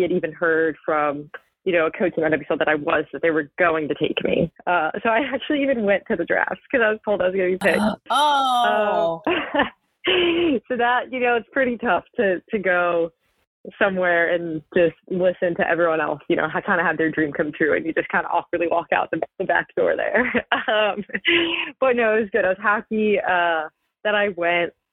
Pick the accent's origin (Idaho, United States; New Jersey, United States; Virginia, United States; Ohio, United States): New Jersey, United States; moved away; this is my home state